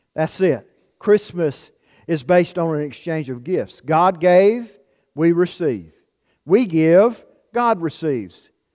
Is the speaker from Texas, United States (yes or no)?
no; Florence County, South Carolina, United States; moved away as an adult; now in Utah, United States; I'm from the eastern part of South Carolina, from Florence County